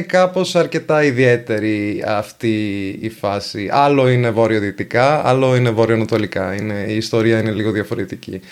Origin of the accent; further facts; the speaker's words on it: Venice, Veneto, Italy; first language Venetian and Italian; Greek is a second language; από την ενδοχώρα της Βενετίας